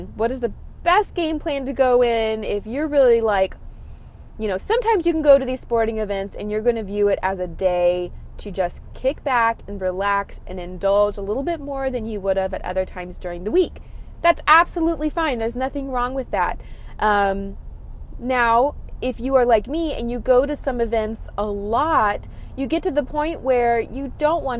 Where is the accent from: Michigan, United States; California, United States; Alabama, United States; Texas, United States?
Texas, United States; I'm from Texas